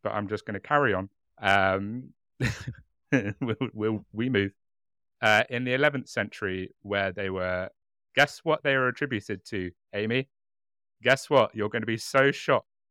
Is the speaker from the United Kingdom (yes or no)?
yes; United Kingdom; accent: British; our lovely, warm British accents